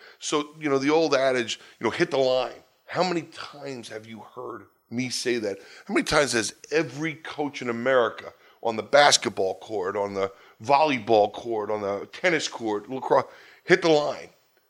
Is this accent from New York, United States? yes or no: yes; New York, United States; You know, I grew up in New York, Long Island. I'm the product of a divorced home.